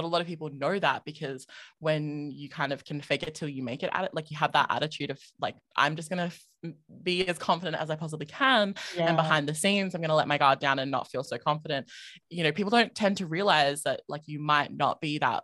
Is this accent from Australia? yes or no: yes; Adelaide, South Australia, Australia; accent: Australian; moved away as an adult; now in Melbourne, Australia; I'm originally from South Australia, which Adelaide is the capital city there